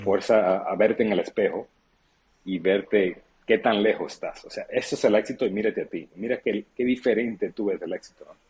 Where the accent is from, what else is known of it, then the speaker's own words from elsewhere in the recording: Santo Domingo, Distrito Nacional, Dominican Republic; now in United States; Yo soy dominicano, nací en Santo Domingo ahora mismo, de hecho, ah, y yo crecí recibiendo remesas de mi padre en Estados Unidos. Luego, cuando emigré a Estados Unidos